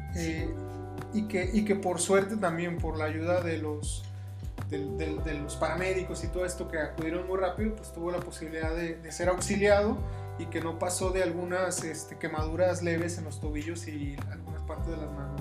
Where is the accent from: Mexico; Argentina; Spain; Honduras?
Mexico; como mexicanos